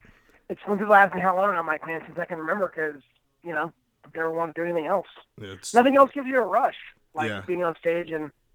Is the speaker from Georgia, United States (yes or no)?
no; Tallahassee, Florida, United States; moved away as an adult; now in Los Angeles, United States; I live in Los Angeles right now. I grew up in Florida, spent about 29 years there, and then I moved to L.A. about 4 years ago.